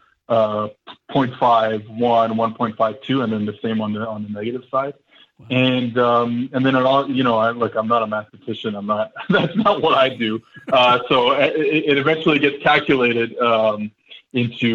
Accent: New Orleans, Louisiana, United States; now in Montreal, Canada; I was born in New Orleans

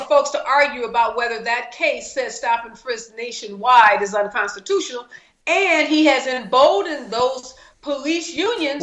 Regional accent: St. Louis, Missouri, United States; now in California, United States; I'm from St. Louis, Dr. Drew, so I have lots of friends and relatives in the Midwest

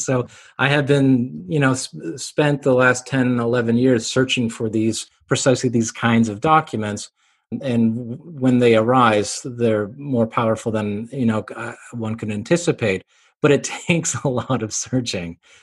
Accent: Canada; also born or lived in Cambridge, England; I'm Canadian

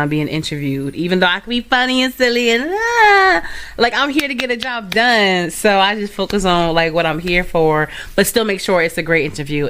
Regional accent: the Valley, Connecticut, United States; I was from the Valley.

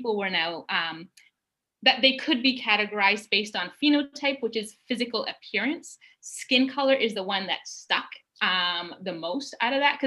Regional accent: Canada; I said, I'm Canadian. I live in Canada.

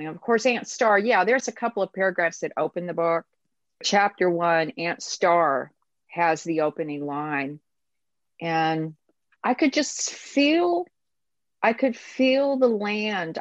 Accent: United States; As an American and as a woman

